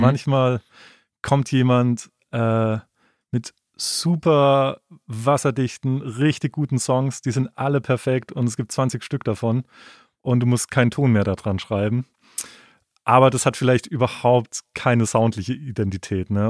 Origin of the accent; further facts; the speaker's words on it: Freiburg, Baden-Württemberg, Germany; in Freiburg, wo ich herkomme